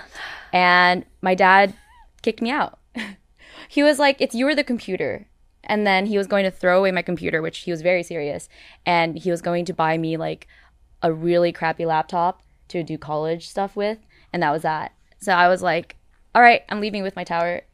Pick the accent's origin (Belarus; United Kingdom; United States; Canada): Canada; I'm Canadian.